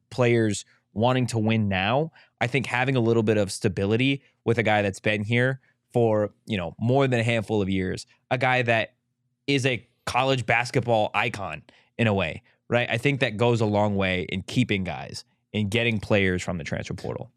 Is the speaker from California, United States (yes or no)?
yes; San Diego, California, United States; I'm from San Diego